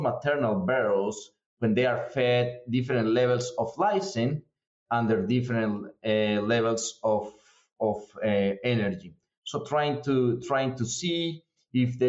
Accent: Colombia; moved away as an adult; now in United States; I'm originally from Colombia in South America. I've been here in the U.S. for several years now. Came here in 2010 to start a grad school

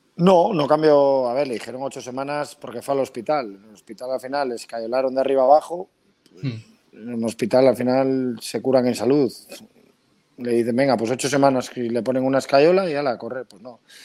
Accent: Pedreña, Cantabria, Spain; yo soy mm. pedreñero por los cuatro costados.

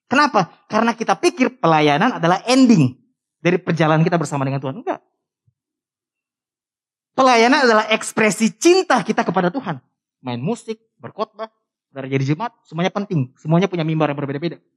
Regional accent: North Sulawesi, Indonesia; Orang Sangir itu Sulawesi Utara. Dari Manado naik kapal lagi semalam. Dekat Filipin. Itu kampung saya.

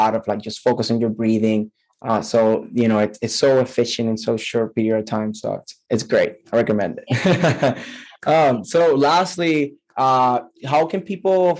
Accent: Puerto Rico; I am from Puerto Rico

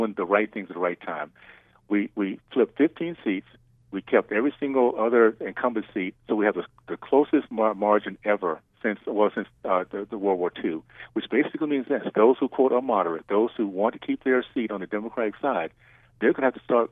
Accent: Deep South, United States; that time that I was growing up in the Deep South

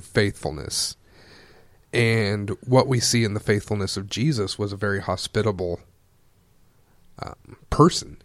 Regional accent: Wichita, Kansas, United States; moved away as an adult; now in Hastings, United States; I am born and raised in the Wichita area

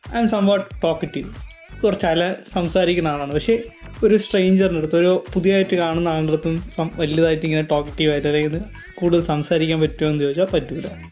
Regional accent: Thiruvananthapuram, Kerala, India; hiring from Trivandrum ജനിച്ചതും വളർന്നതും ട്രിവാൻഡ്രത്താണ്

